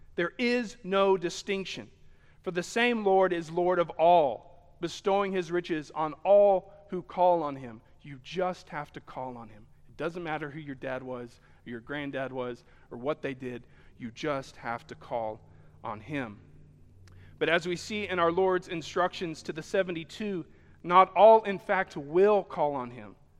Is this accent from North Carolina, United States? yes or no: no; Sheffield, Alabama, United States; Here in Alabama, and I was born in Sheffield and spent most of my, my, my days here